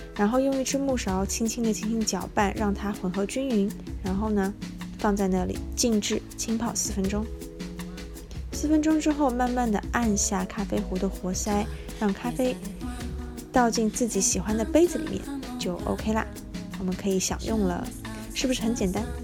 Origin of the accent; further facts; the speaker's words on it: China; 会是一个土生土长的中国人，既没有海外背景，也没有相关的宗教信仰